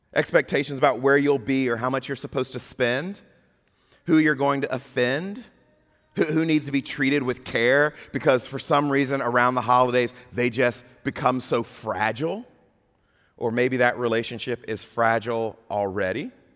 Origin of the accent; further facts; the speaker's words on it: Mississippi, United States; moved away; I'm from Mississippi